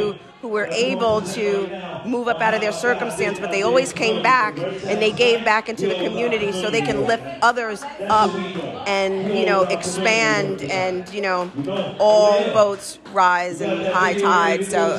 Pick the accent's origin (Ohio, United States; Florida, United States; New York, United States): New York, United States; New York City; I'm born and raised in Park Hill. You know, I was there when, you know, I was born in 1972